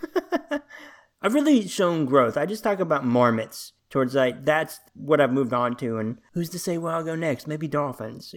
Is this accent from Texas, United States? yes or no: no; Little Rock, Arkansas, United States; also born or lived in Washington, D.C.; I'm from Arkansas. I've been here as long as I can remember